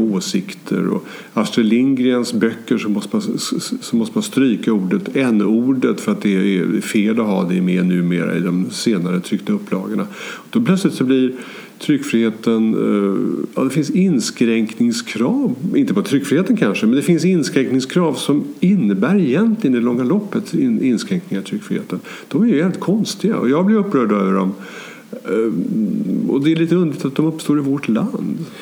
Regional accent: Sweden; jag är svensk och bor i det här landet

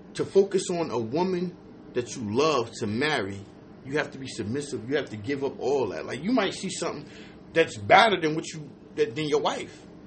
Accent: New Jersey, United States; moved away; I'm from Jersey

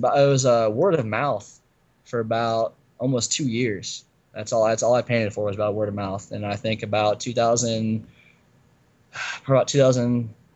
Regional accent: Mexico, Indiana, United States; I'm from Mexico, Indiana. It's a tiny little farm town in northern Indiana

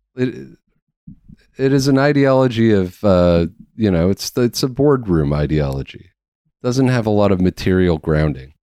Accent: Canada; being a Canadian

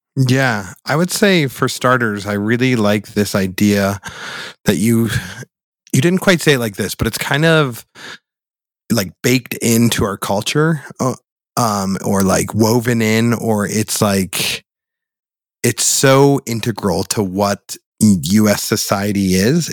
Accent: Boulder, Colorado, United States; we grew up in Boulder, Colorado

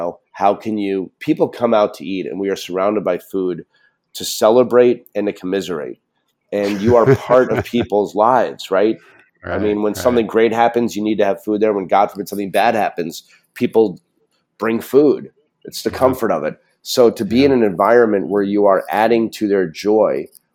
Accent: New York City, New York, United States; born and raised in New York City, Upper West Side of Manhattan

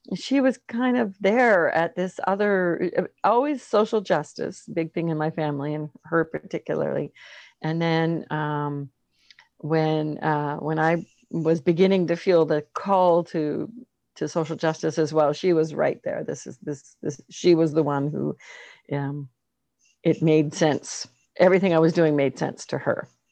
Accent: Canada; being Canadian

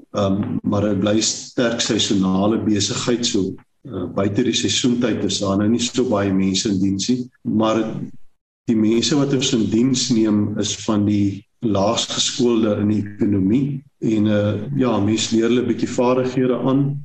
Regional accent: Springbok, Northern Cape, South Africa; moved away as an adult; also born or lived in Stellenbosch / Saldanha / Walvis Bay; ek het groot geword in Springbok, gebore groot geword in Namakolander

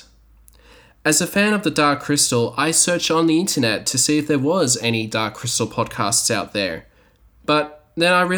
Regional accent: Australia; because I'm from Australia, I was excluded

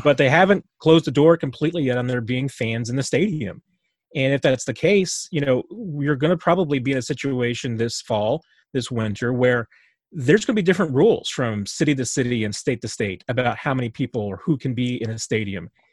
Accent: Springfield, United States; I grew up in Springfield, you know, where the team was

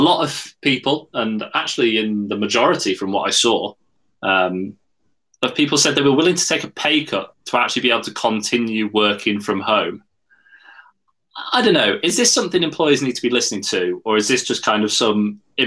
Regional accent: Yorkshire and the Humber, United Kingdom; I'm a Yorkshireman.

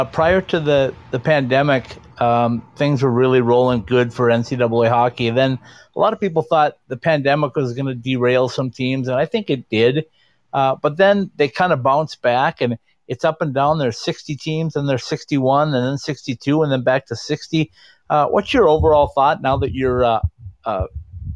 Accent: Minnesota, United States; moved away; my home state of Minnesota, albeit I haven't been a resident there for 30 years

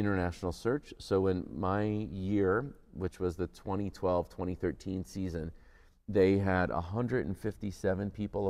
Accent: United States; now in Windsor, Canada; I'm an American.

